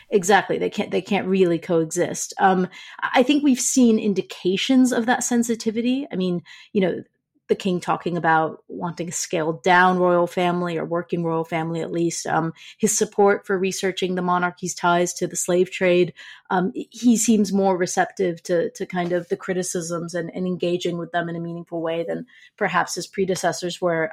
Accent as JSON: {"language": "English", "country": "United States", "said": "saying this as an American"}